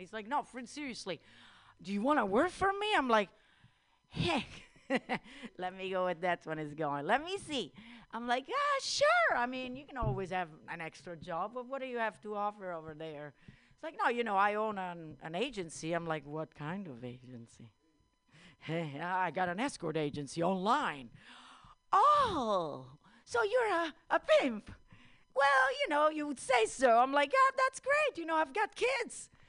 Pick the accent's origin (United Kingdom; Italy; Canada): Italy; moved away; I'm Italian